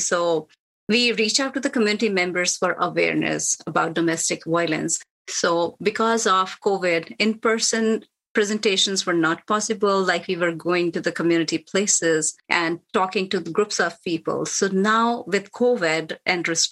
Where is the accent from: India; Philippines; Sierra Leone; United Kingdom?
India; moved away as an adult; now in United States; I'm from India. I have seen a lot of violence there when I was growing up